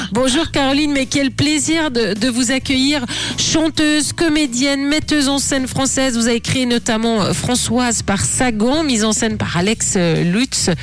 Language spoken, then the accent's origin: French; Switzerland; chez nous en Suisse